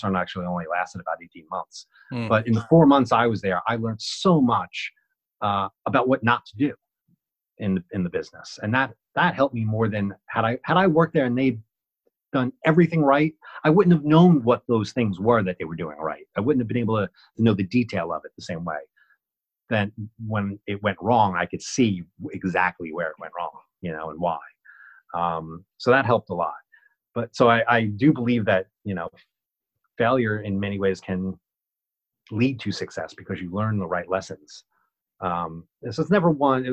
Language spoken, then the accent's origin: English; Dumont, New Jersey, United States; now in Brooklyn, United States; growing up in Dumont contributed to that thick skin